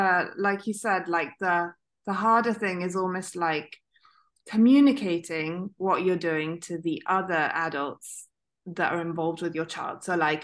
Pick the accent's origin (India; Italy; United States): Italy; I grew up in Italy